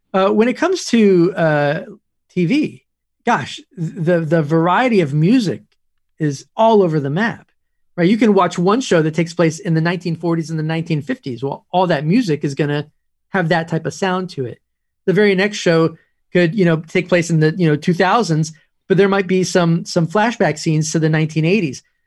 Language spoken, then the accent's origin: English; Woodstock, New York, United States; moved away; also born or lived in Los Angeles / Nashville; I grew up in Woodstock